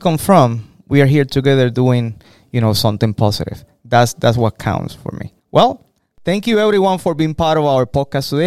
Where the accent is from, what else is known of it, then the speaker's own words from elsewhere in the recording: Puerto Rico; now in United States; As a teacher for me, I'm from Puerto Rico